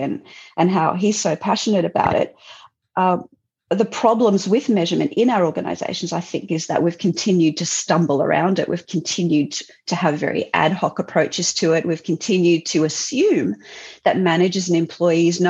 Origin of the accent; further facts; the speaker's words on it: Southeast Queensland, Australia; I was pretty keen to come back to Southeast Queensland